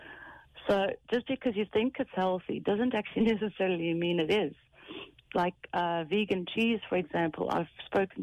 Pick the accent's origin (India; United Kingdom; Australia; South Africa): South Africa; now in Ireland; I'm South African